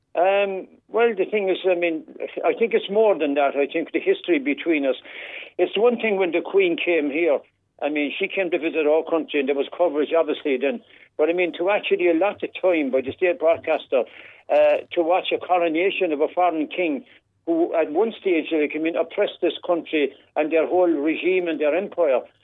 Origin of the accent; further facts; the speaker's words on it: Ireland; we're the Irish Republic. We fought to get our Republic